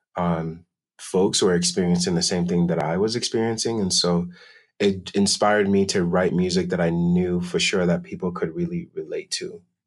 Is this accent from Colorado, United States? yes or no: yes; Denver, Colorado, United States; also born or lived in Accra, Ghana; I was originally born and raised in Accra, Ghana, and grew up in Denver, Colorado, and have been living here ever since.